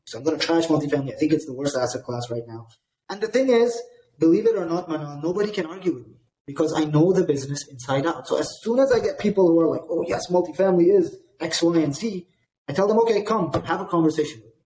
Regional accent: Dubai, United Arab Emirates; I grew up in Dubai

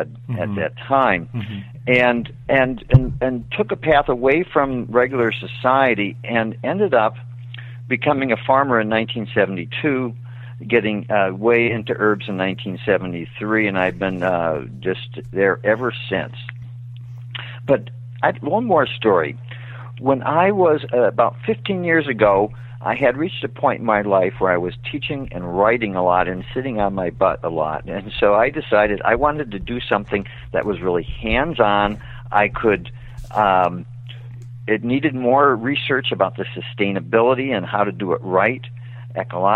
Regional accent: Michigan, United States; I grew up in Michigan

